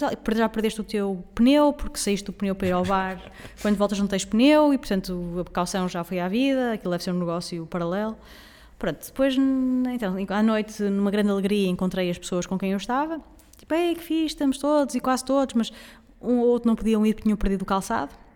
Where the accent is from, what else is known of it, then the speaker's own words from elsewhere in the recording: Portugal; não sou a pessoa mais nacionalista do mundo enquanto portuguesa